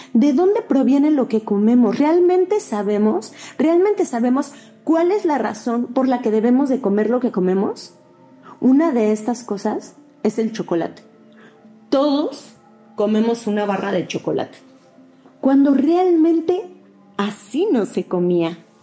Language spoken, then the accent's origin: Spanish; Mexico; Yo soy mexicano